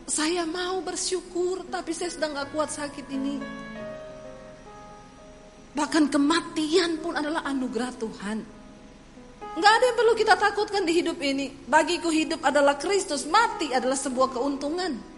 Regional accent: Poso, Central Sulawesi, Indonesia; saya tinggal di satu kos-kosan di kota Palu, saya dari Poso, saya tinggal di kos-kosan di kota Palu.

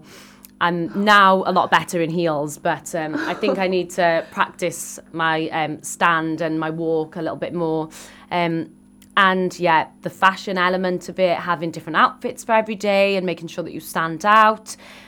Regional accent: Wales, United Kingdom; I am Welsh and I was born in Wales and I still have that history of different places all around the world, but I've been raised in Wales and I just love the Welsh culture and the Welsh people.

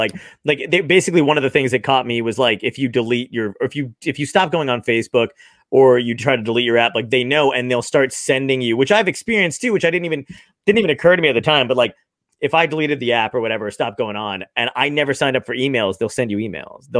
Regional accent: New Jersey, United States; I grew up in New Jersey, and we have the weird New Jersey magazines

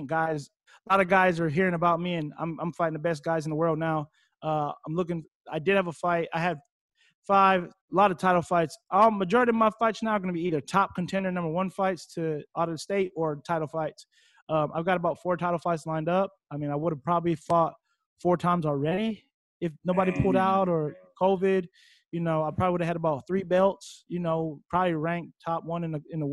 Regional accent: Waimanalo, Hawaii, United States; Coming from the small town I come from, Waimanalo, one way in, one way out

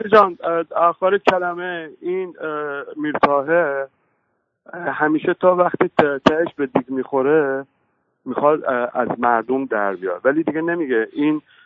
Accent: Khuzestan, Iran; now in London, United Kingdom; ما جنوبی ها خوزستانی ها

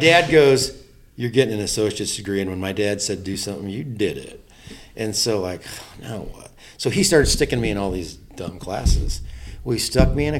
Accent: Silver Lake, Indiana, United States; grew up in a really good home, small farm in Indiana.

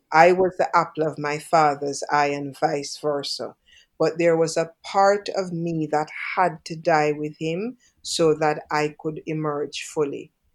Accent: Jamaica; I'm from Jamaica.

